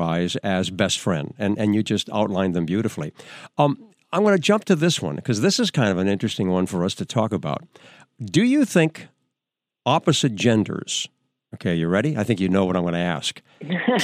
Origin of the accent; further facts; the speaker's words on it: New Hampshire, United States; back in my hometown in New Hampshire, I was 16 years old.